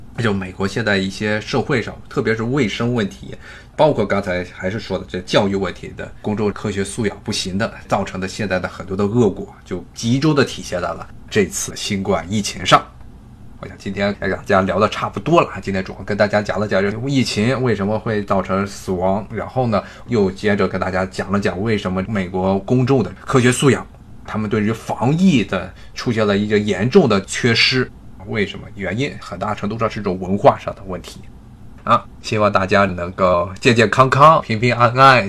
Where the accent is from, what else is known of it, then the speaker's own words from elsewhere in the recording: China; now in United States; 因为我毕竟我也是中国人